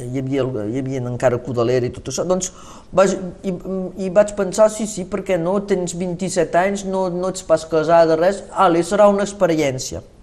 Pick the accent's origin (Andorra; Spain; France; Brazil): France; Occitania; i els hi vaig dir, no, no, jo sóc del Rosselló